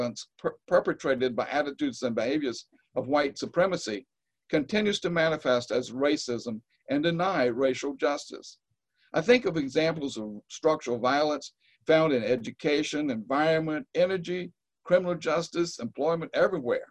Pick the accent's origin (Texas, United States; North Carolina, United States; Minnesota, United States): North Carolina, United States; Eastern; I grew up in Eastern North Carolina